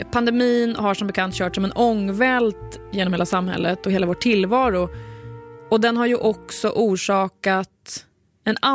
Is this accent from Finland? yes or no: no; Sweden; inte riktigt jobbat bort de här mjuka danska dena som vi svenskar har så svårt att få till